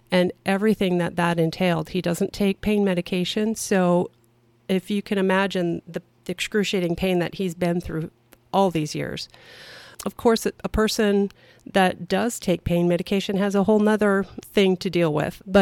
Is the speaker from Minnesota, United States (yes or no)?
yes; Minnesota, United States; also born or lived in Vancouver Island; I was born in northern Minnesota my dad was in the military, and I spent time on Vancouver Island.